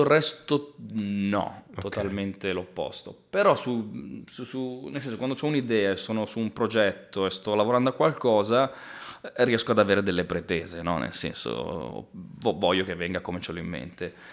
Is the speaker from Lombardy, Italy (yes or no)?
yes; Pioltello, Lombardy, Italy; sono nato e cresciuto a Pioltello